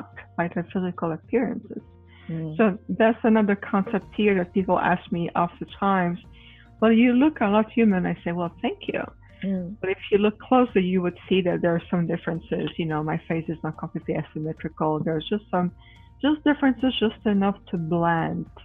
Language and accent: English; Quebec, Canada; moved away as an adult; now in Phoenix, United States; I'm originally from Quebec, Canada, but I reside in Phoenix, Arizona